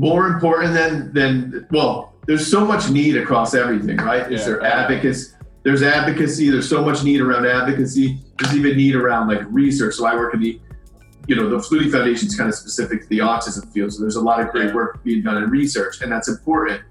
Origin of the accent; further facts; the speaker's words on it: Boston, Massachusetts, United States; moved away as an adult; also born or lived in Boulder, Colorado; I grew up here in Boston area